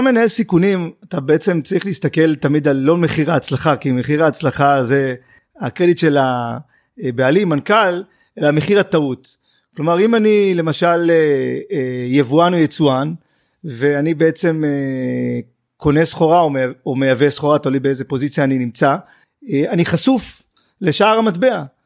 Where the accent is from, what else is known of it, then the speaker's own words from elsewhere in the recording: Tel Aviv, Tel Aviv District, Israel; גדלתי אה, עם אימא שלי בדרום תל אביב